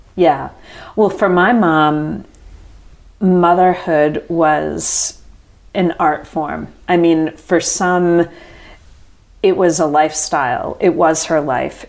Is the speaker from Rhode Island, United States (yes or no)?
yes; Rhode Island, United States; now in Charlotte, United States; I was born in Rhode Island